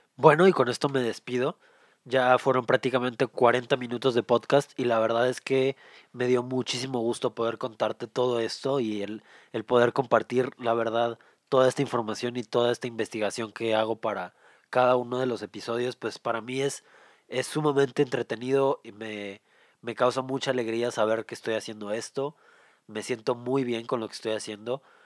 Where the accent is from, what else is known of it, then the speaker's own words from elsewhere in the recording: Mexico; yo soy de México